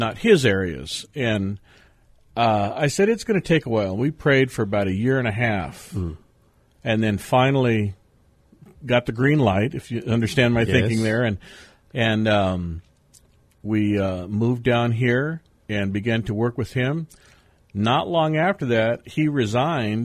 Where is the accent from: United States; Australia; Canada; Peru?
United States; San Diego, California; moved away; I am a third-generation San Diego native